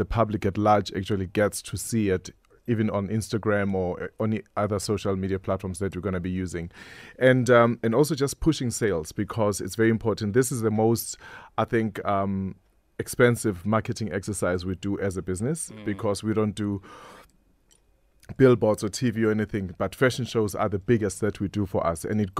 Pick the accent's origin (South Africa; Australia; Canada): South Africa; Vosloorus, Gauteng; born there; But I was born in Vosloorus. What do you mean?